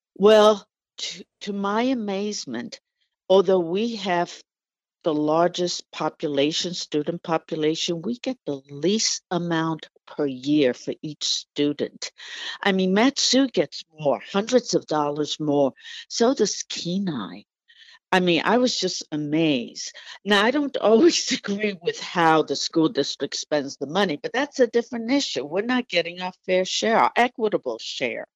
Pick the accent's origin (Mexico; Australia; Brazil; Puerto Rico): Puerto Rico; English is a second language; also born or lived in New York, United States / Washington, D.C., United States; now in Anchorage, United States; although I grew up in New York and Puerto Rico, um, I actually started school in Puerto Rico, and English is my, was my second language